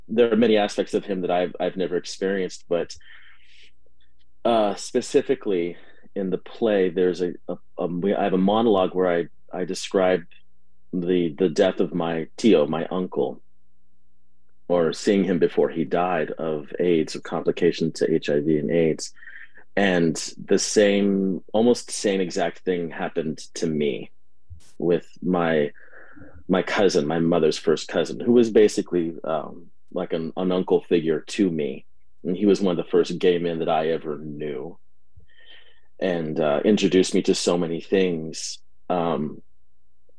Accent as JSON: {"language": "English", "town": "Berkeley", "region": "California", "country": "United States", "tie": "born or raised there", "said": "I was born in the East Bay of Berkeley and raised there for most of my life"}